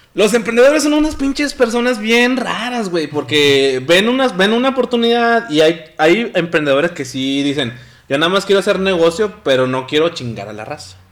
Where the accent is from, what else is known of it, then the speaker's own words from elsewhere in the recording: Mexico; somos mexicanos hasta el tope